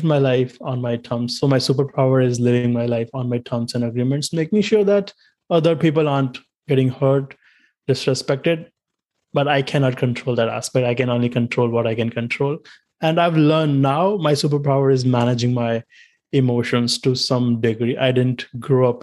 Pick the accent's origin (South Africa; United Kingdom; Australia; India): India; first language Hindi; English is a second language; moved away as an adult; now in United States; I'm originally from India